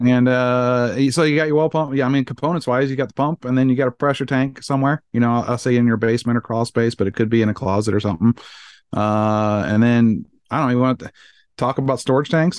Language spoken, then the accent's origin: English; Iowa, United States; moved away; I grew up on Iowa and drank out of a well my entire life